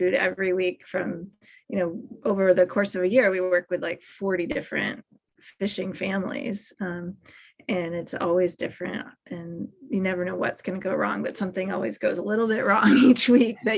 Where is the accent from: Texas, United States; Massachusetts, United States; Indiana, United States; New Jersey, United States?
Massachusetts, United States; Boston; moved away as an adult; also born or lived in Los Angeles / Santa Barbara; I grew up in Boston and just was captivated by tide pools at the beach. And I came out to LA for college